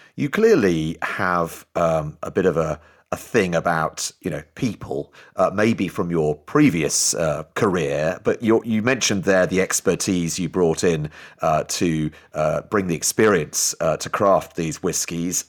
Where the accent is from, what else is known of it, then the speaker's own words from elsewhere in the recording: Newcastle upon Tyne, North East England, United Kingdom; I'm actually a Geordie